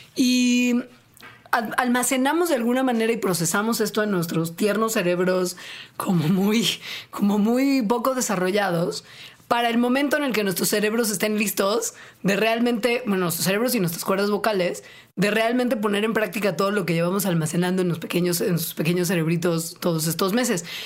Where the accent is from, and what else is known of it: Mexico